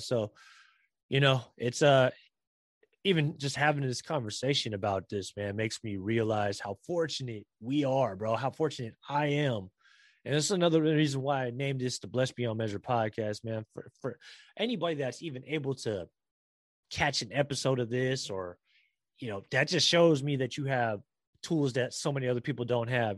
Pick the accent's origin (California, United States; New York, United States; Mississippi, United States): California, United States; San Francisco; I was born here in San Francisco and the Bay Area and California and in America